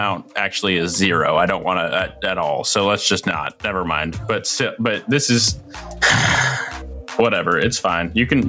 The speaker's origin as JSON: {"language": "English", "town": "Memphis", "region": "Tennessee", "country": "United States", "tie": "born or raised there", "said": "my hometown. Memphis-style barbecue ribs."}